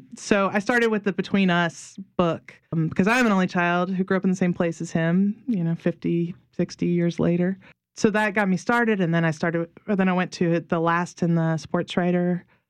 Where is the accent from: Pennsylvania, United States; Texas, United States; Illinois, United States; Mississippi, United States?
Mississippi, United States; moved away as an adult; also born or lived in Pittsburgh; now in New Orleans, United States; I was from Mississippi